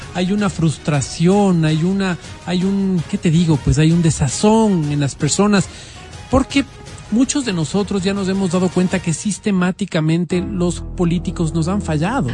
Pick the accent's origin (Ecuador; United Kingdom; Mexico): Ecuador; soy mal ecuatoriano